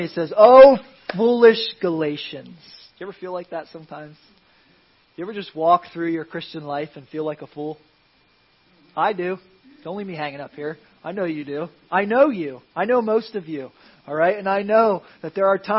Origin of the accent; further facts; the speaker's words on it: Philadelphia, Pennsylvania, United States; now in Florida, United States; I grew up in Philadelphia